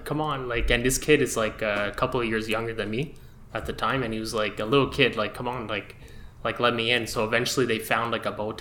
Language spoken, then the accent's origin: English; Montreal, Quebec, Canada; I'm from Montreal. I'm a filmmaker from Montreal